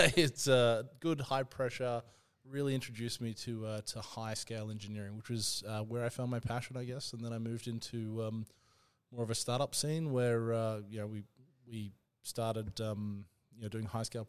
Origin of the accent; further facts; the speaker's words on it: Brisbane, Queensland, Australia; moved away as an adult; also born or lived in Sunshine Coast; now in Melbourne, Australia; So I was born and bred in Brisbane, Australia. And then I went to the Sunshine Coast and did my university education there